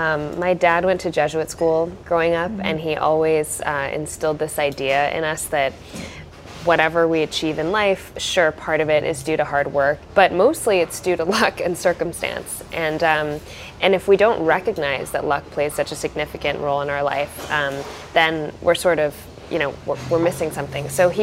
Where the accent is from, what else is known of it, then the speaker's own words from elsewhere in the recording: Southern California, United States; also born or lived in Buffalo, New York; I grew up in Southern California. My parents came here from India in the late 70s, and they moved from Buffalo to Southern California when I was quite young.